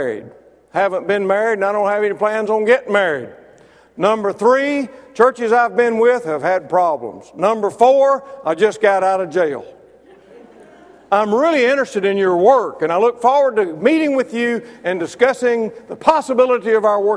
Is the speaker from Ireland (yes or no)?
no; Mississippi, United States; now in Alabama, United States; I'm from Mississippi